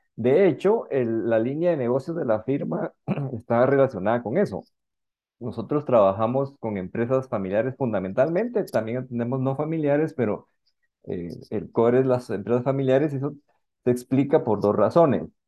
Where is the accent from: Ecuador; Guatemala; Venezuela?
Guatemala; realmente soy un guatemalteco